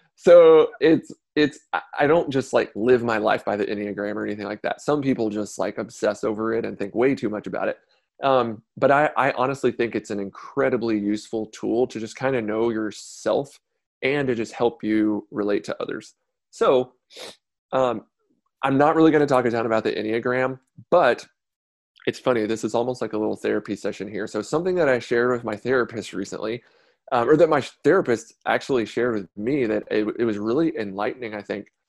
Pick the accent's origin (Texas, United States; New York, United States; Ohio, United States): Texas, United States; Conroe; also born or lived in Beaumont, Texas; originally from Beaumont, Texas, like Southeast Texas, moved here to Conroe when I was about ten, so just north of Houston.